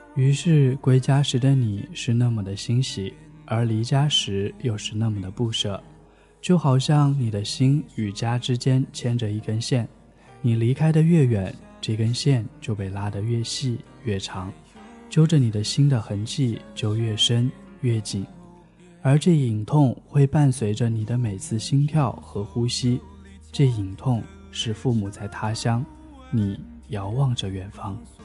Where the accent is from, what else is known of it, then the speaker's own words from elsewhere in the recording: Wuhan, Hubei, China; 我家就在武汉